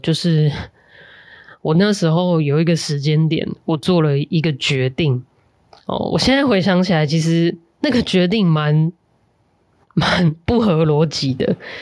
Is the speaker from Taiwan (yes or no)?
yes; Tainan, Taiwan; 我成长在台南还有东帝市百货的那个年代